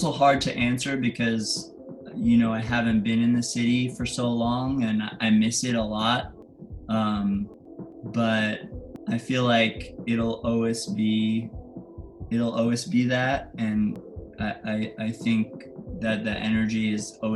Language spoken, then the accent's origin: English; New York City, New York, United States; I was born in Soho. So I grew up partially in Soho and then partially by Union Square.